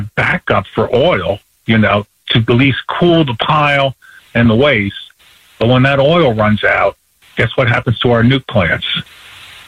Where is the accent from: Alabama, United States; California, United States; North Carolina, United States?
North Carolina, United States; Black Mountain; my hometown in North Carolina, Black Mountain